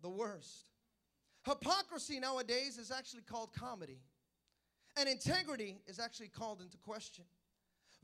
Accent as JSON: {"language": "English", "town": "Hayward", "region": "California", "country": "United States", "said": "where are you from? I go, Hayward"}